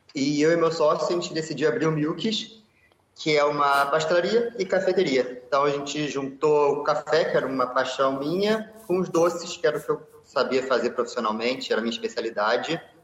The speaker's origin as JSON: {"language": "Portuguese", "region": "Rio de Janeiro", "country": "Brazil", "accent": "carioca", "moved": "as an adult", "lives_now": "Lisbon, Portugal", "said": "sou brasileiro do Rio de Janeiro."}